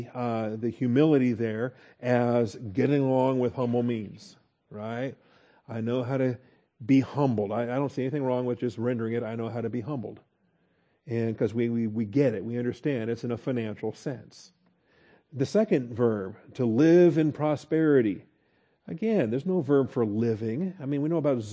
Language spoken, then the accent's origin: English; Texas, United States; we're from Texas and we understand get along. That's a particular thing here in Texas